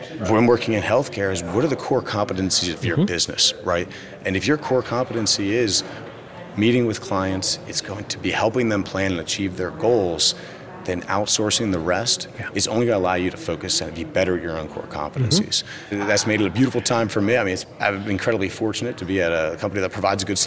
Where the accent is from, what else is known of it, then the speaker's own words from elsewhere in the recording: Dover, Delaware, United States; moved away; also born or lived in Wilmington, Delaware / Europe; I'm from Delaware, born and raised in Dover, Delaware, small town